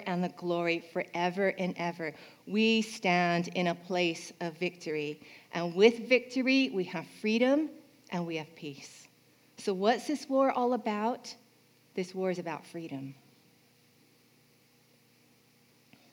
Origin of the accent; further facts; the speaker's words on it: California, United States; When I was young, I grew up in California